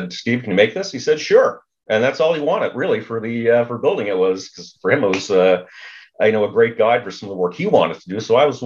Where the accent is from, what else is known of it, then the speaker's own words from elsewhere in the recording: Cape Breton Island, Nova Scotia, Canada; growing up in Cape Breton Island, Nova Scotia, small village, really dark, right on the coast.